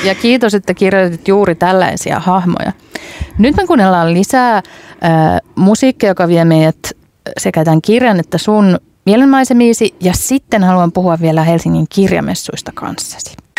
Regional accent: Hämeenlinna, Kanta-Häme, Finland; olen Hämeenlinnasta kotoisin

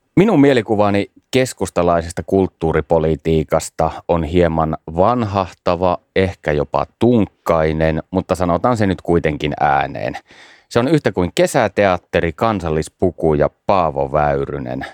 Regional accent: Savonlinna, South Savo, Finland; Olen itse Savonlinnasta kotoisin

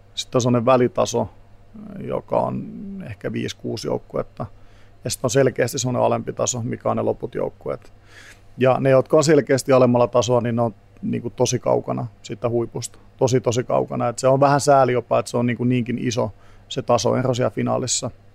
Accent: Tampere, Pirkanmaa, Finland; moved away as an adult; also born or lived in England; now in Helsinki, Finland; Tampereelta, mistä mä kotoisin

